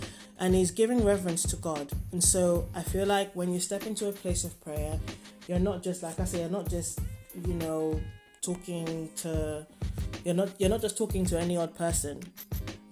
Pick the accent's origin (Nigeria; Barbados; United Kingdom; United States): Nigeria; I grew up in Nigeria, so, you know, people pray often